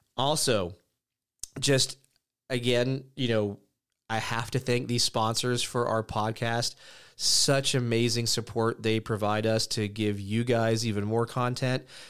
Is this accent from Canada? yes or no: no; United States; moved away as an adult; also born or lived in Europe; being an American, you know, I lived in Europe from, uh, it was basically ninety-six-ish to a little after two thousand